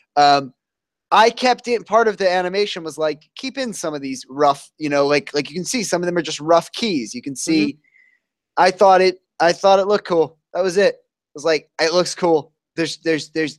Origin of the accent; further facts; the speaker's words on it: New Jersey, United States; I'm from New Jersey